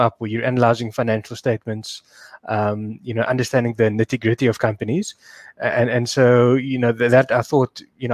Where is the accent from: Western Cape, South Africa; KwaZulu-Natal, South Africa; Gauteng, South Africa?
Western Cape, South Africa; Cape Town; I did grow up in Cape Town, I schooled here and went to university here